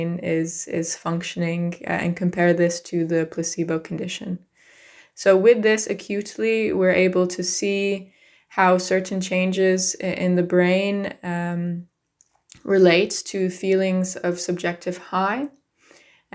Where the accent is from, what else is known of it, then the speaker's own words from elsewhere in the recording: United States; I grew up in the United States